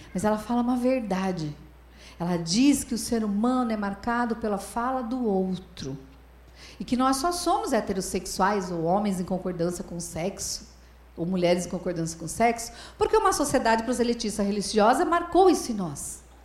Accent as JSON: {"language": "Portuguese", "region": "Paraná", "country": "Brazil", "said": "lá no meu estado, no Paraná"}